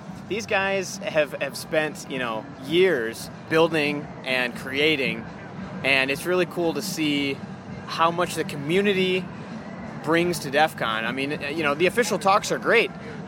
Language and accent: English; Minnesota, United States; I'm from Minnesota here